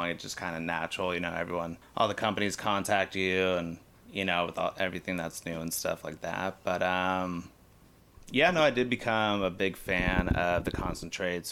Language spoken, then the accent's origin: English; Los Angeles, California, United States; also born or lived in San Diego; I am from the Valley, born in 85, grew up in Encino, went to high school in Woodland Hills